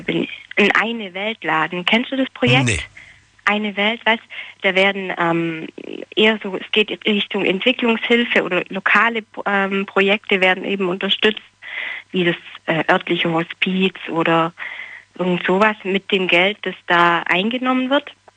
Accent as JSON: {"language": "German", "area": "small town near Ulm", "region": "Baden-Württemberg", "country": "Germany", "said": "ich komme eigentlich nicht aus Ulm, sondern ein bisschen mehr vom Land und so eine kleine Kleinstadt"}